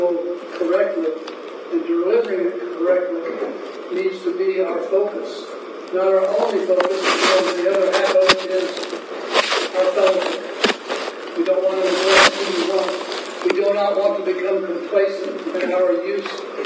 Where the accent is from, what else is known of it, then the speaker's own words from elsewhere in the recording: Iowa, United States; now in Arizona, United States; I come from Iowa